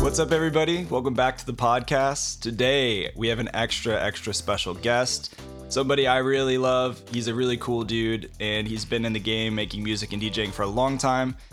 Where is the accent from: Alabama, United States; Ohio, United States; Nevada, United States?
Ohio, United States; now in Indianapolis, United States; I grew up in Ohio, and I'm in Indianapolis now